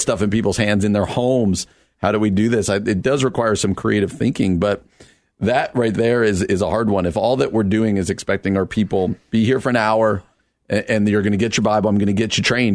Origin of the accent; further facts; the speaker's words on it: New Jersey, United States; New Jersey, my home state